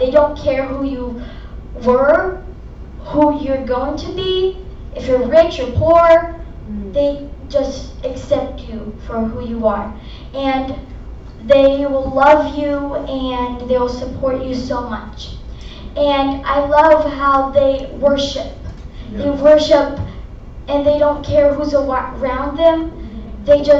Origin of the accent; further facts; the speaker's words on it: Brazil; born there; So, as you all, I don't think all of you know, but I was born in Brazil.